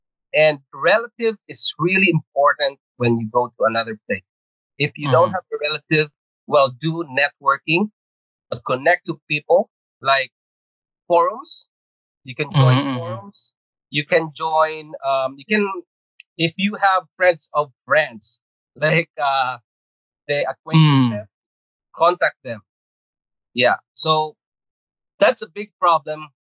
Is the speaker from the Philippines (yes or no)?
yes; Visayas, Philippines; English is a second language; also born or lived in Agusan del Norte / Manila; now in Canada; So I came from Agusan del Norte. Okay, so I was born in Agusan del Norte and we moved to Visayas at age of, I think it was grade two. Yeah. And then we move again to Manila, and that is twice immigration story there.